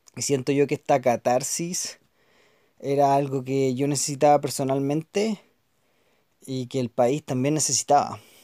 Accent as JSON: {"language": "Spanish", "country": "Chile", "said": "los chilenos, las chilenas que vamos a estar viviendo en el país"}